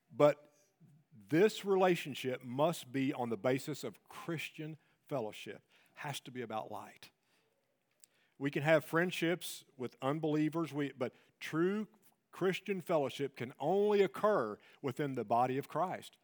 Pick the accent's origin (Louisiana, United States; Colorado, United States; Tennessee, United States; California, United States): Tennessee, United States; I'm, I'm from Tennessee.